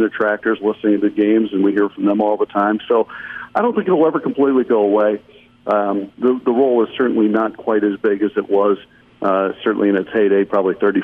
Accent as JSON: {"language": "English", "town": "Chicago", "region": "Illinois", "country": "United States", "tie": "born or raised there", "said": "I grew up in Chicago"}